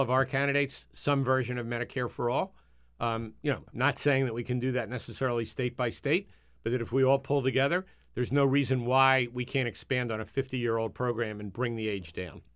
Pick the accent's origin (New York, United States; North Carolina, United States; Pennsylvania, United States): Pennsylvania, United States; Philadelphia; moved away; when I grew up in Philadelphia